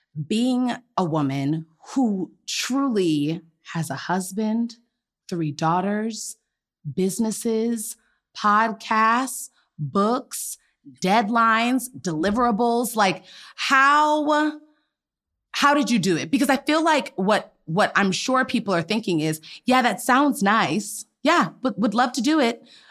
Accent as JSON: {"language": "English", "town": "Gaithersburg", "region": "Maryland", "country": "United States", "said": "That's where I'm from Gaithersburg."}